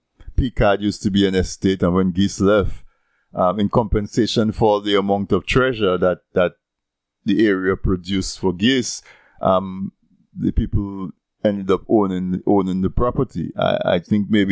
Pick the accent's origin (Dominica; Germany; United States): Dominica; Castle Bruce; I'm from Castlebruce